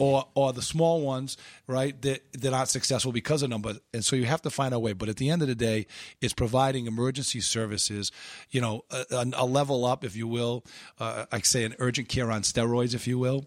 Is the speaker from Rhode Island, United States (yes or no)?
yes; Pawtucket, Rhode Island, United States; born and raised in Pawtucket